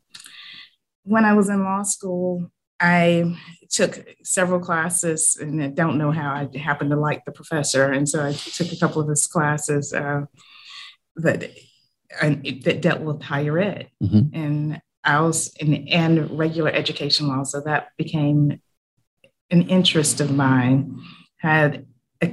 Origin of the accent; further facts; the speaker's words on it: Montezuma, Georgia, United States; moved away as an adult; now in Savannah, United States; I grew up in Montezuma, Georgia, which is a very small town in what I like to call lower middle Georgia.